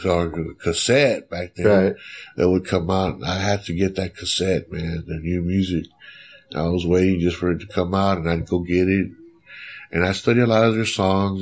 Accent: Elmendorf, Texas, United States; I'm from Elmendor originally

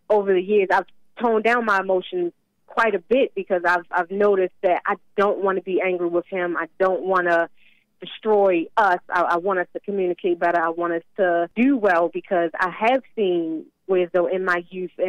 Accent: Baltimore, Maryland, United States; moved away; we came from Baltimore originally, and it is not the greatest of places.

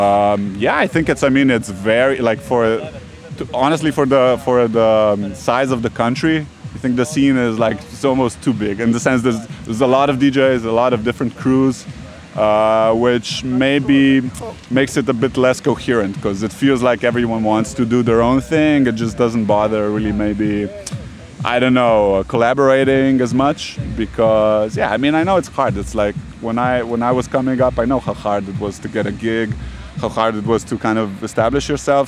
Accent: Ljubljana, Slovenia; moved away; I'm from Ljubljana. Uh, I live in Ljubljana now again

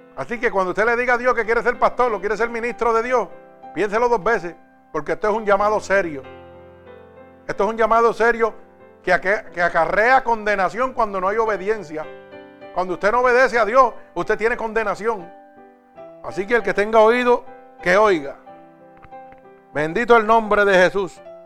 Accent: Vega Baja, Puerto Rico; mi pueblo en Vega Baja

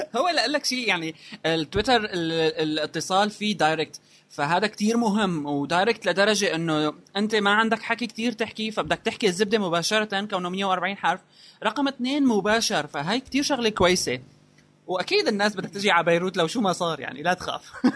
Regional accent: Syria; نحن عندنا بسوريا

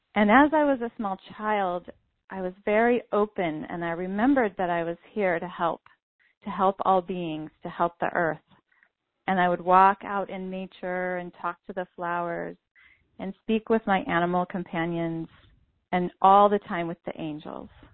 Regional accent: Santa Cruz, California, United States; I was born in Santa Cruz, California, and my first home was actually a yoga ashram

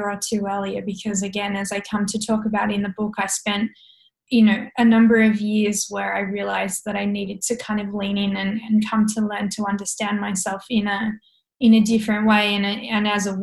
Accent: south of Hobart, Tasmania, Australia; I grew up on an organic hobby farm about half an hour south of Hobart

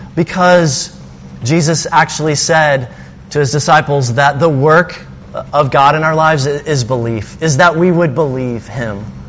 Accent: Alabama, United States; now in Castro Valley, United States; I'm from Alabama

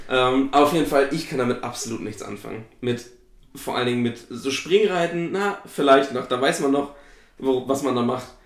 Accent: East Germany, Germany; ich komme ja nur aus dem Osten

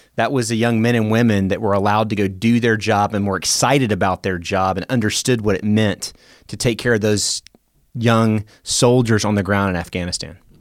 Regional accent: Memphis, Tennessee, United States; also born or lived in Warner Robins, Georgia; now in Oklahoma City, United States; I grew up in Memphis, Tennessee

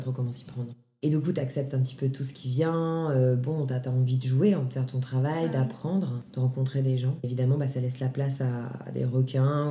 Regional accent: Grenoble, Auvergne-Rhône-Alpes, France; moved away as an adult; now in Paris, France; je viens de Grenoble

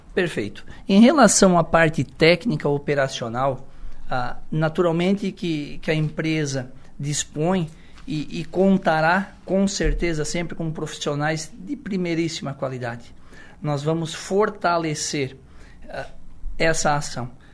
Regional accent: Içara, Santa Catarina, Brazil; eu sou da, do Poço 3, uma comunidade do interior, morei por bastante tempo na terceira linha, interior

